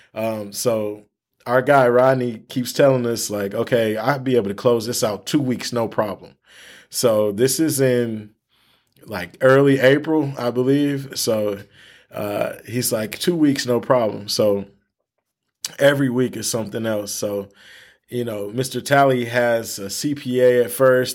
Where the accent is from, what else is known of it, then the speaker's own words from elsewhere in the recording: Michigan, United States; we're from Michigan